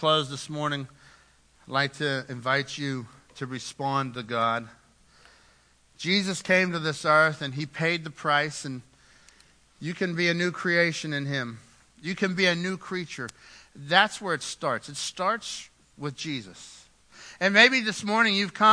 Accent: United States; We're Americans

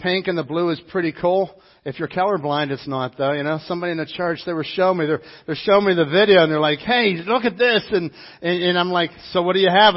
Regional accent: Dormont, Pennsylvania, United States; Phil and I grew up together in Dormont.

